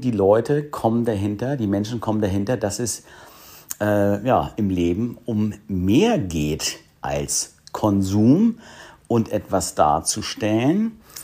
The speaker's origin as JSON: {"language": "German", "region": "Hamburg", "country": "Germany", "tie": "born or raised there", "said": "hier in meiner Heimatstadt Hamburg"}